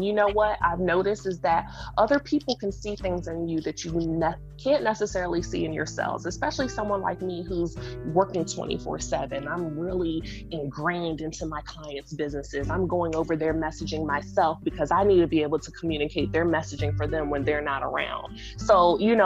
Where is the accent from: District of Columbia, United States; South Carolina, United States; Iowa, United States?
District of Columbia, United States; Washington; I'm from, raised, based, born and reared in Washington, D.C.